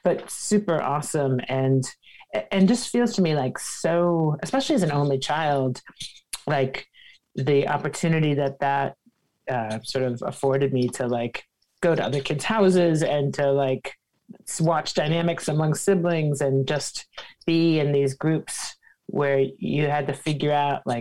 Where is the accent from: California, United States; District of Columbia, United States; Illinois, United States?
District of Columbia, United States; Washington; I grew up in Washington, D.C. In the 70s